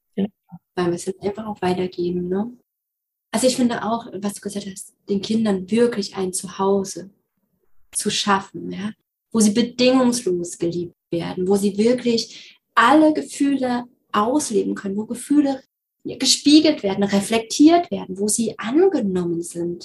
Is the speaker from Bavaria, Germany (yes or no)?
no; Thuringia, Germany; bei uns in Thüringen